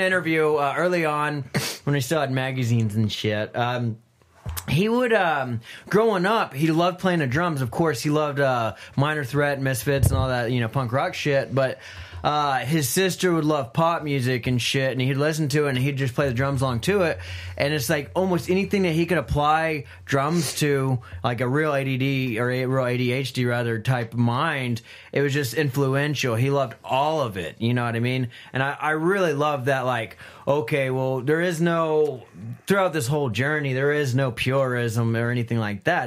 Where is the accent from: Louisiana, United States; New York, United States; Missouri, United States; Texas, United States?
Texas, United States; Midland, Azle, Kerrville; I moved from Midland to outside of uh, uh, Fort Worth in a town called Azle to uh, Kerrville.